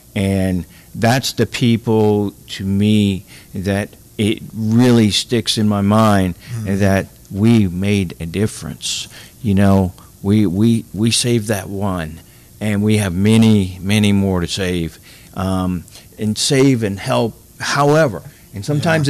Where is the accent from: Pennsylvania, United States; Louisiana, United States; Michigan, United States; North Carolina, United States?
Louisiana, United States; Morgan City; I'm originally from Morgan City